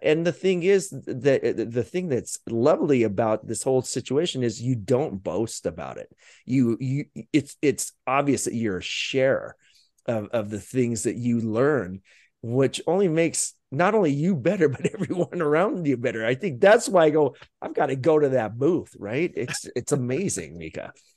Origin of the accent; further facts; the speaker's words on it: Utah, United States; growing up in Utah